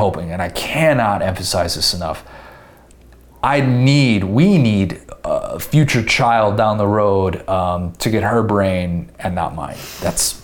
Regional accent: Illinois, United States; moved away as an adult; also born or lived in Indiana; I am from Illinois. I had to pay out-of-state tuition at Indiana

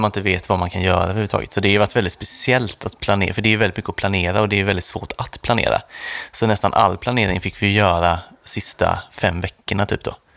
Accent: Sweden; vi kom från Sverige

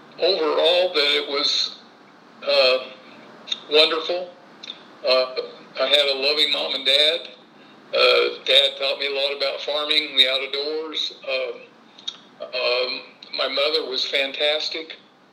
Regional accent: Terre Haute, Indiana, United States; I was born on June 12th of 1947. At St. Anthony Hospital in Terre Haute, Indiana.

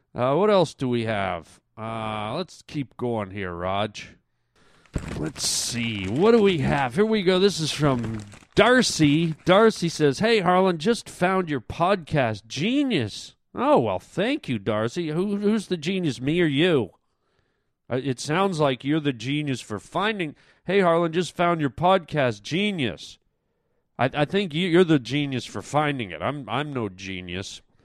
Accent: Toronto, Ontario, Canada; moved away; Toronto. That's my hometown.

